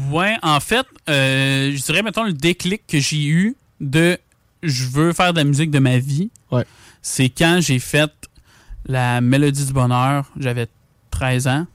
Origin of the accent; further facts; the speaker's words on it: Lévis, Quebec, Canada; on est né à Lévis, euh, à l'Hôtel Dieu. On a grandi à Lévis